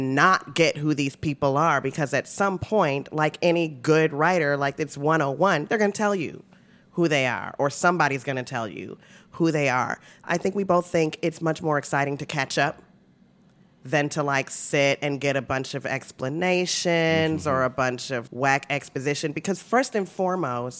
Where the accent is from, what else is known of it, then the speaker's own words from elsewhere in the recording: Chicago, Illinois, United States; I'm from the South Side.